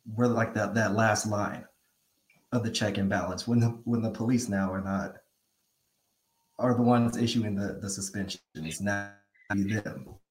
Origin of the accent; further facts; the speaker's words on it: San Fernando Valley, California, United States; now in Portola, United States; I'm from California, San Fernando Valley. I found my way up to Portola, this Northern California area